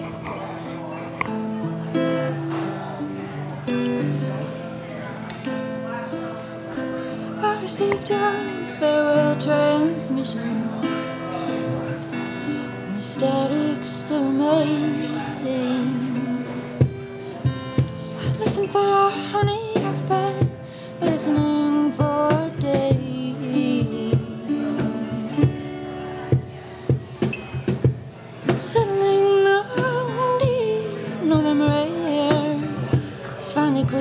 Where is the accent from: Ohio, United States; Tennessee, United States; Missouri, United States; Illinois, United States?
Missouri, United States; St. Louis; moved away as an adult; also born or lived in New York; now in New Orleans, United States; I'm actually originally from St. Louis